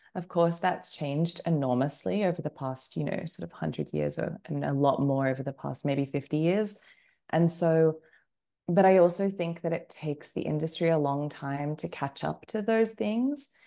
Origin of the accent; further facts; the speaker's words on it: Australia; moved away as an adult; also born or lived in United Kingdom / United States; I grew up in Australia, and then I, well, as you kind of mentioned in the introduction, I ended up living in um, a number of different places as an adult, and I am now back um, in Australia